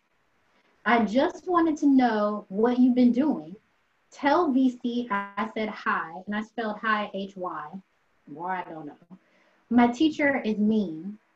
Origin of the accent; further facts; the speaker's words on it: United States; I'm American